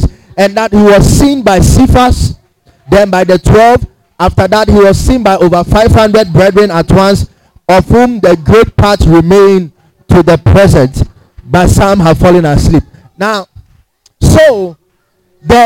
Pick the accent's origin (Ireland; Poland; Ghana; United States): Ghana; we are from Ghana